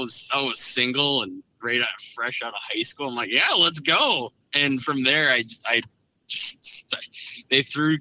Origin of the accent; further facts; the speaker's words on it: Brainerd Lakes area, Minnesota, United States; Grew up in kind of central Minnesota, central northern Minnesota, and born and raised here around the Brainerd Lakes area.